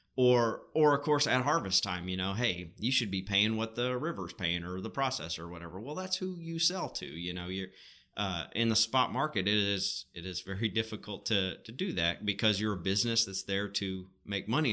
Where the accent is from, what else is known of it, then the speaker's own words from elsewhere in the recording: Arkansas, United States; we're both from Arkansas